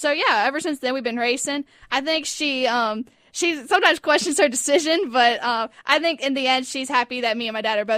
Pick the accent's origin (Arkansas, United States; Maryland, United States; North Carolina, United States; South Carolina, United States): North Carolina, United States; Mooresville; Yeah, I was born in Mooresville, North Carolina.